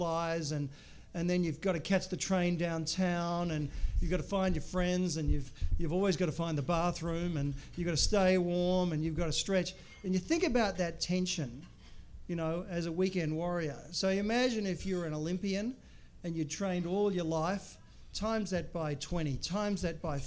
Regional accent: Australia; moved away as an adult; now in Chicago, United States; when you grow up in Australia

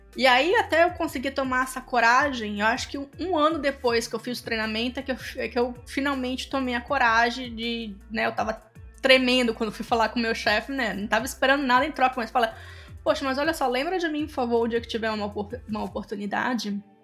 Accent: Espírito Santo, Brazil; moved away as an adult; also born or lived in Campinas, Brazil; now in Tampa, United States; Eu sou capixaba.

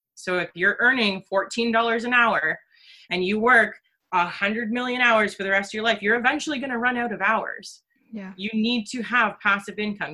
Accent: Orillia, Ontario, Canada; born and raised in Orillia, Ontario

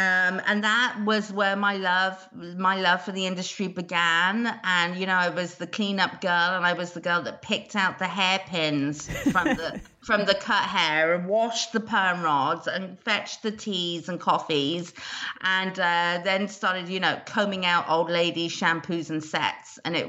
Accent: United Kingdom; whether I'm Australian, South African, American or British. I am a Brit and have been in the industry for 25 years.

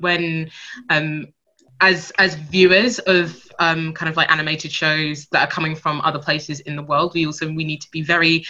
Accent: Nigeria; I'm Nigerian

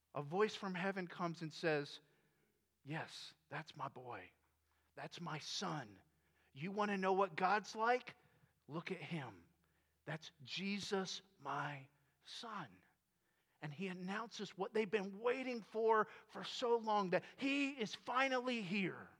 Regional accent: Florida, United States; moved away as an adult; I grew up in Florida

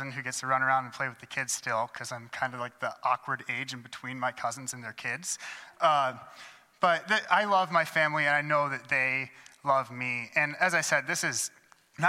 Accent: Adrian, Michigan, United States; moved away; at St. John's Lutheran Church in Adrian, Michigan, which is the church that actually spent the first 18 years of my life going

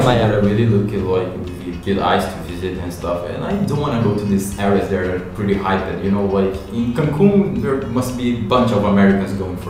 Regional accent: Brazil; also born or lived in Japan; but then I was raised in Brazil. Like I don't feel Japanese. I feel Brazilian.

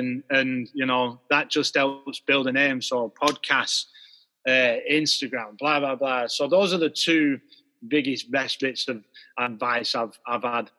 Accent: Wardour Village, England, United Kingdom; I come from Wardour Village, yeah, and it's like a maybe a little bit of farming village or whatever, you know, right at the foot of the Pennine.

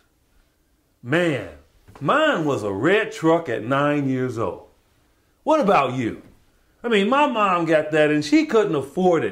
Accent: Chicago, Illinois, United States; my hometown, Chicago

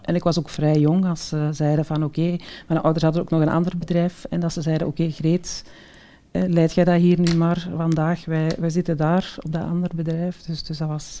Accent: the Kempen, Flanders, Belgium; ik ben ja, geboren en getogen in de Kempen.

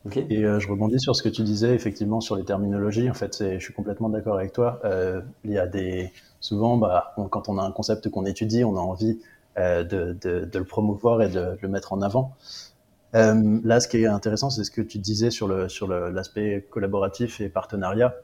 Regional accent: Réunion; moved away as an adult; also born or lived in Paris, France; now in England, United Kingdom; j'ai travaillé deux ans en tant que remplaçant chez moi à La Réunion

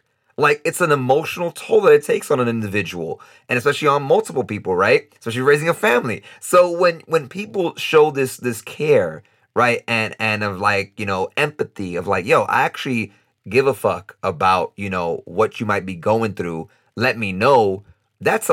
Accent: New York City, New York, United States; moved away as an adult; now in Costa Rica; me being born and raised in New York City

